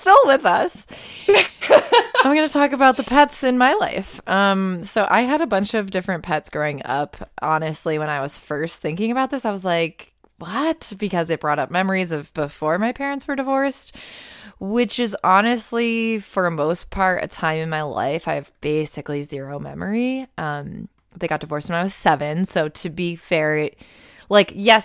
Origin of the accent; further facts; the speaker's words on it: Buffalo, New York, United States; I grew up around Buffalo, it's always been cold as fuck.